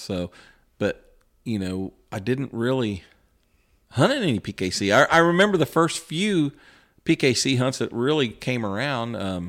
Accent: West Lafayette, Indiana, United States; He's from Northern Indiana. I was from West Lafayette, but we got to talking and kind of hit it off

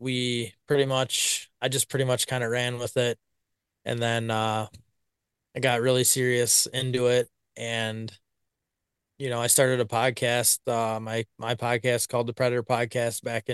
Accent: Blanchardville, Wisconsin, United States; I'm from Blanchardville, Wisconsin. Been here my whole life, pretty much

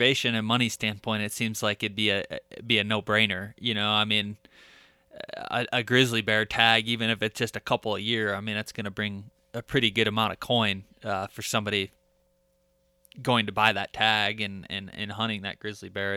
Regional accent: southern Michigan, United States; where I grew up in Michigan, southern Michigan

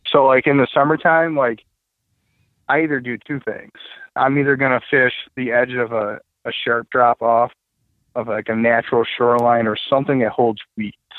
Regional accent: Waterford, Michigan, United States; I grew up in Waterford. Um, I grew up on Pontiac Lake.

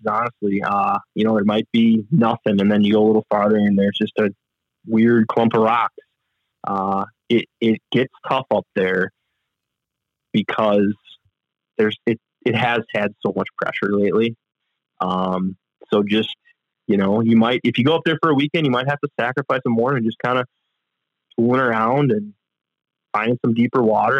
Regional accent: Manitowoc, Wisconsin, United States; I grew up in Manitowoc, Wisconsin

